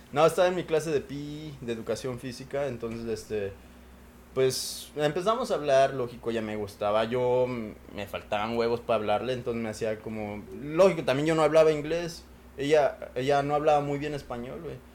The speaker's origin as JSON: {"language": "Spanish", "country": "Mexico", "tie": "born or raised there", "moved": "yes", "lives_now": "United States", "said": "Raúl y yo pues crecimos en México"}